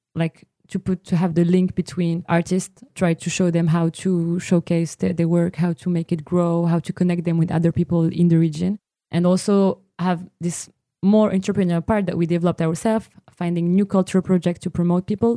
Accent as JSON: {"language": "English", "country": "Morocco", "moved": "yes", "said": "now Morocco is still my home country"}